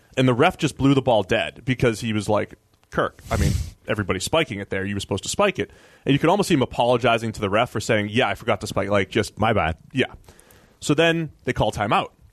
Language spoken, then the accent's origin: English; Boston, Massachusetts, United States; my hometown, Boston